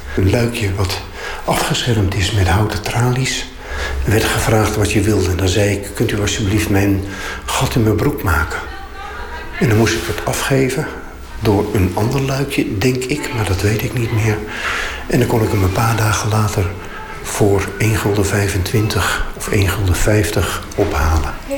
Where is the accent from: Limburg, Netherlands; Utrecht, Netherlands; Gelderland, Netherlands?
Limburg, Netherlands; Weert; Ik groeide op in Weert